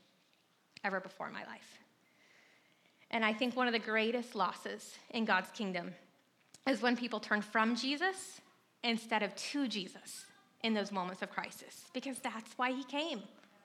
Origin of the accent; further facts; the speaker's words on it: North Carolina, United States; moved away as an adult; also born or lived in San Francisco; I grew up in North Carolina